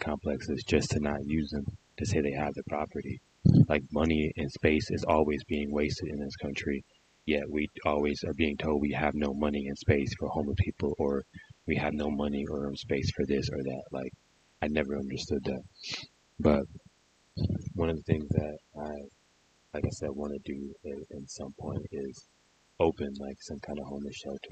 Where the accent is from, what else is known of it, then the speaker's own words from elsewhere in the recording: Detroit, Michigan, United States; I'm from Detroit